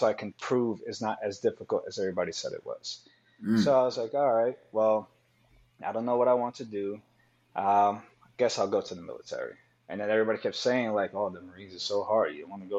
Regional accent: New York City, New York, United States; I grew up there, you know, during the 90s

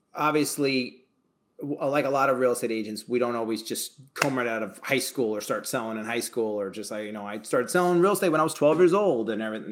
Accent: New Paltz, New York, United States; I'm from New Paltz

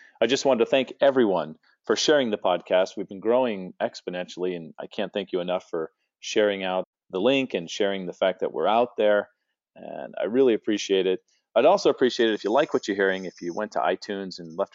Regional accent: West Coast, United States; now in Phoenix, United States; as a West Coast guy, and now I live in Phoenix

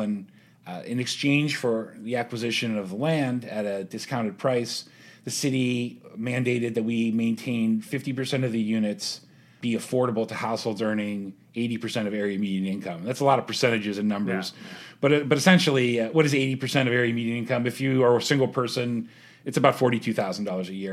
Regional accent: Pittsburgh, Pennsylvania, United States; moved away as an adult; also born or lived in Youngstown, Ohio; now in Columbus, United States; I was born in Youngstown, but I grew up in Pittsburgh

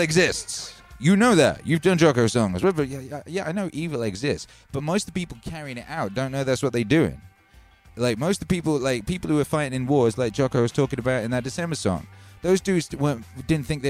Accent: Wales, United Kingdom; I grew up in Wales

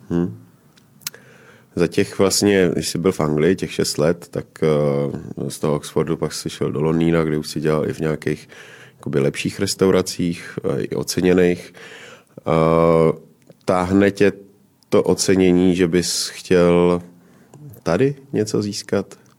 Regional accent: Moravia, Czechia; já pocházím z Moravy

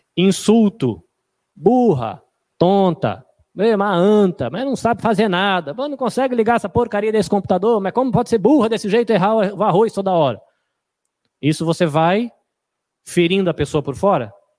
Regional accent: Brazil; a gente é brasileiro

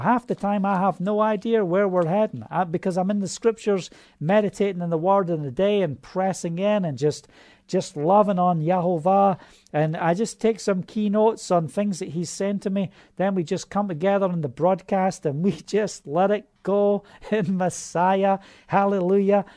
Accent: Scotland, United Kingdom; That's how we say it in Scotland.

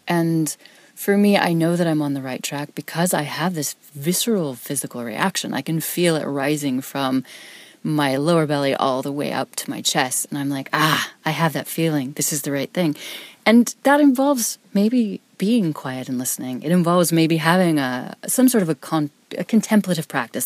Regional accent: Wyoming, United States; I'm from Wyoming, which is a state, number one, most people have never heard of.

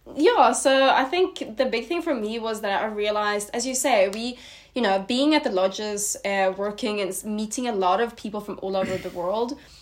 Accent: Sweden; moved away as an adult; now in South Africa; I am originally from Sweden and I moved to South Africa about four years ago now

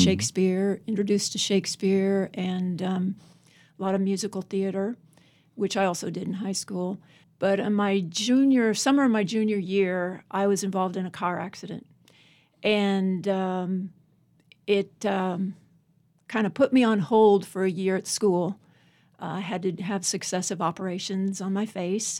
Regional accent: Alexandria, Virginia, United States; moved away as an adult; also born or lived in California; now in Abingdon, United States; originally I'm from Alexandria, Virginia. Went to Virginia Tech. Lived in California for thirty-five years

